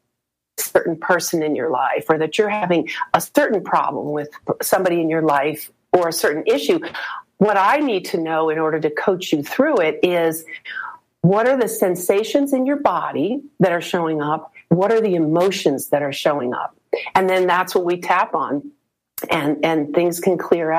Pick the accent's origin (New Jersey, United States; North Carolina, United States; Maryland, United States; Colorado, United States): Colorado, United States; moved away; also born or lived in East Coast; I'm moving from the East Coast back to Colorado, where I grew up